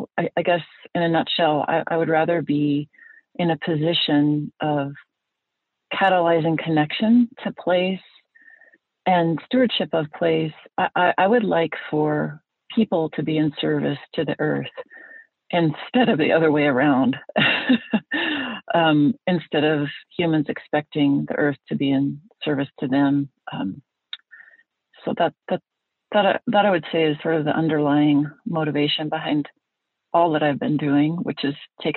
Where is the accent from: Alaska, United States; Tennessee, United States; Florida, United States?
Alaska, United States; So anyway, I grew up in Alaska.